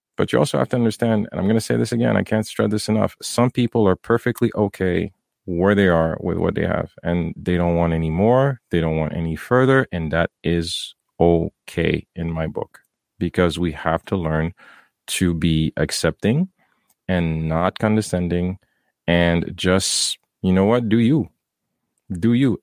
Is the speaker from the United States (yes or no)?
no; Haiti; moved away; I grew up in Haiti